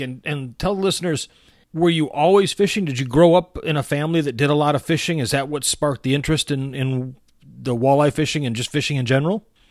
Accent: Michigan, United States; growing up in Michigan, uh, growing up on Lake Huron

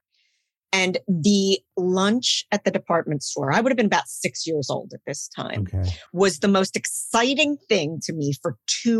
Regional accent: Philadelphia, Pennsylvania, United States; I grew up in Philadelphia, and my mother was from England

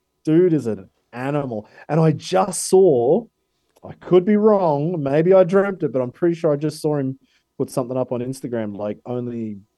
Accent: Australia; we claim as an Aussie

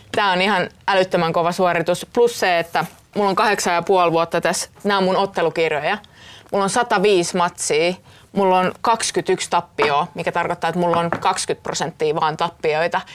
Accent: Pori, Satakunta, Finland; mä oon Porista kotoisin ja mulla ei ollut siellä yhtään esikuvia

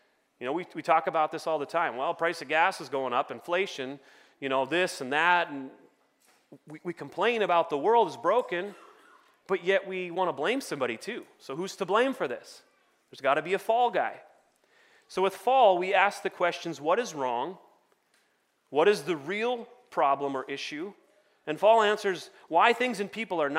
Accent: United States; I'm American

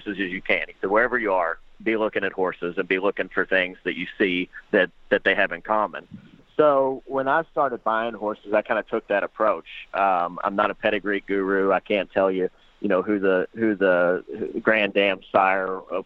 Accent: southern Indiana, United States; also born or lived in Louisville, Kentucky; I was born in Louisville, grew up in southern Indiana

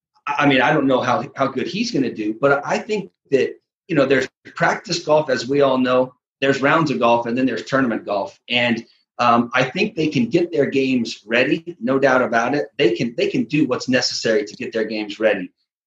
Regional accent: West Coast, United States; I'm a West Coaster.

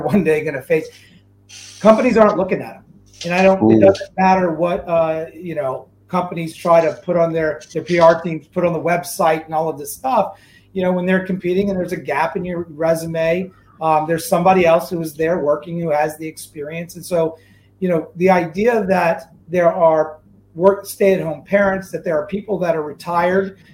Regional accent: New Orleans, Louisiana, United States; now in Seattle, United States; I was born and raised in New Orleans, Louisiana

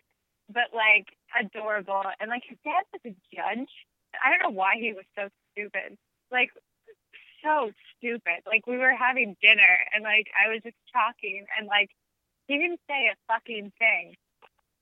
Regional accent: Kansas City, Missouri, United States; now in New York City, United States; I'm from Kansas City, Missouri, and we were in Kansas City

